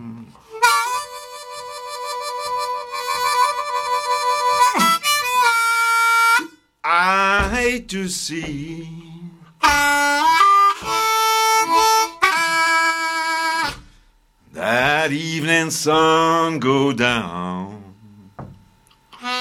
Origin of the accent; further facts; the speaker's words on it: Bern, Switzerland; first language Bernese German; English is a second language; moved away as an adult; also born or lived in South Carolina; I grew up in Bern, right next to the depot